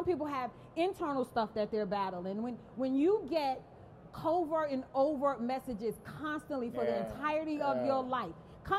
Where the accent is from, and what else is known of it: Brooklyn, New York, United States